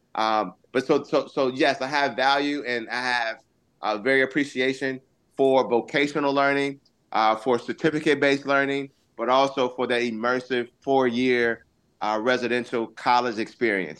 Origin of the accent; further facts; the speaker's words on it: Augusta, Georgia, United States; I actually went to the Augusta campus in Augusta, Georgia, mm-hmm. where I was originally born.